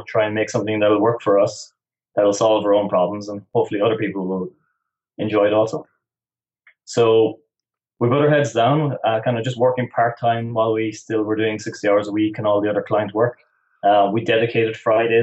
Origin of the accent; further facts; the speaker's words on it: West Cork, Munster, Ireland; I'm originally from West Cork in the south of Ireland.